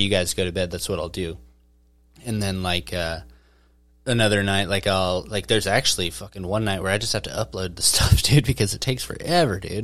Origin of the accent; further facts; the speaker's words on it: Mena, Arkansas, United States; growing up, I remember growing up in Mena